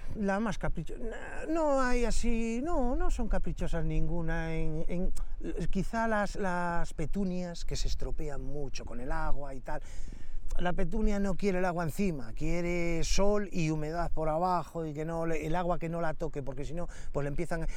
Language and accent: Spanish; Astorga, Castile and León, Spain; yo me crié aquí me crié aquí porque vivía en San Andrés